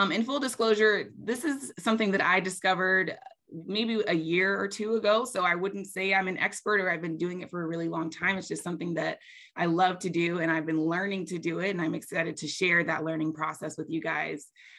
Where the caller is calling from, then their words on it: Asheville, North Carolina, United States; I am calling in from Asheville, North Carolina, which is the land of the Eastern Band of the Cherokee Indians.